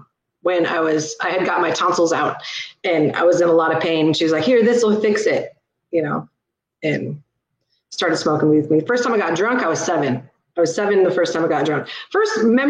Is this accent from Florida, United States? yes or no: no; Georgetown, California, United States; also born or lived in Ridgecrest, California; now in Sacramento, United States; they moved up to Georgetown, California, mm-hmm. small little mountain town in Northern California. Okay. And that's where I was raised.